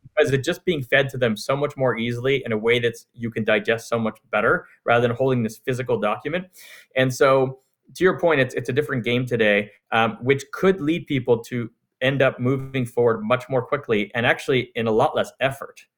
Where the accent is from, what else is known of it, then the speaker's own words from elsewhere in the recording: Montreal, Quebec, Canada; now in United States; I'm from Canada. I grew up in Montreal